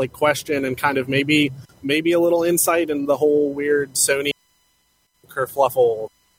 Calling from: Ohio, United States; from Ohio, actually currently in my car.

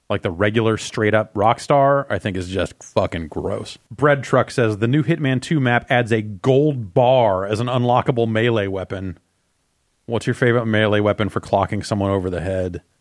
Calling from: Seattle, Washington, United States; from Seattle.

